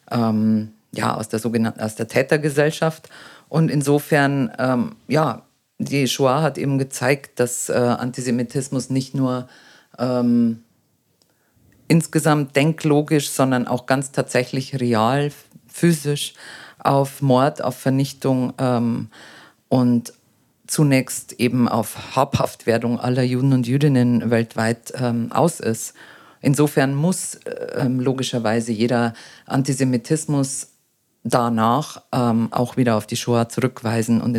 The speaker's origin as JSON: {"language": "German", "country": "Germany", "said": "dass man nämlich äh, sich selber, so gerade wir als Deutsche, so, so ein schweres Schicksal ähm, äh, äh, vor sich herträgt"}